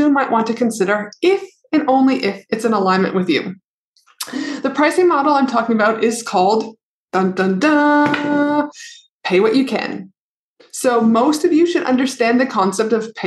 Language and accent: English; Canada; I'm from Canada